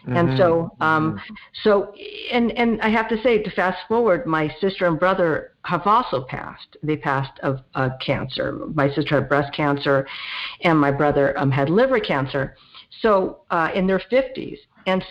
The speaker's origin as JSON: {"language": "English", "town": "Los Angeles", "region": "California", "country": "United States", "tie": "born or raised there", "said": "I grew up in the San Fernando Valley in the 1970s. So I'm a Valley girl. And I haven't really gone far. I still live in the general area."}